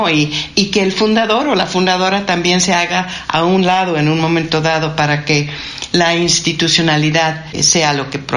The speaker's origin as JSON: {"language": "Spanish", "town": "San Francisco", "region": "California", "country": "United States", "tie": "born or raised there", "also_born_or_lived": "Mexico City", "moved": "as an adult", "lives_now": "Mexico", "said": "yo soy, como tú dijiste, estadounidense de origen, nací en San Francisco y a los 25 años, trabajando en el Banco de Boston, acepté eh, venir a la Ciudad de México"}